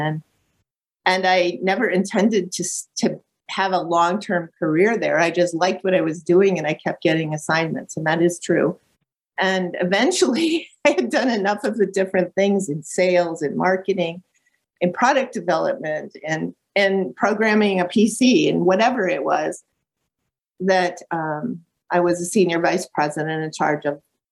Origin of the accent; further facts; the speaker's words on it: Lake Geneva, Wisconsin, United States; growing up in Lake Geneva, Wisconsin, which is a really beautiful small town between Milwaukee and Chicago